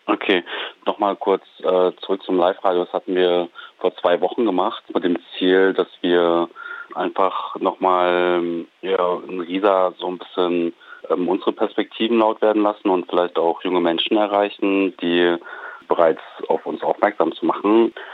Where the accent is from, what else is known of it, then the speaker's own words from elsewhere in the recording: Bonn, North Rhine-Westphalia, Germany; Ich bin in Bonn aufgewachsen